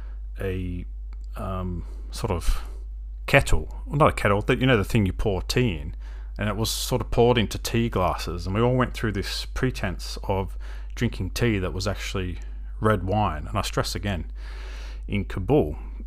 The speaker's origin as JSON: {"language": "English", "country": "Australia", "said": "you have to meet up with an armed convoy when you're visiting as an Australian official"}